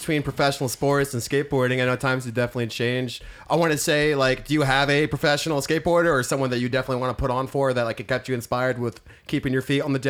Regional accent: St. Louis, Missouri, United States; also born or lived in Everett, Washington; coming at you from growing up in the Midwest, like St. Louis, and then hanging up in Everett, Washington

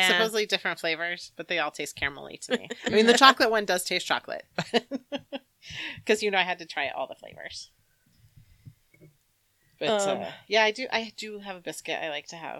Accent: United States; I am American.

